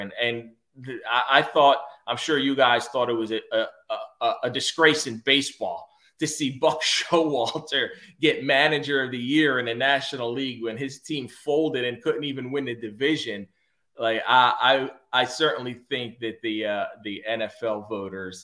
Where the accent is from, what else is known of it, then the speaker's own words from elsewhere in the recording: Philadelphia, Pennsylvania, United States; moved away; I'm from Philly originally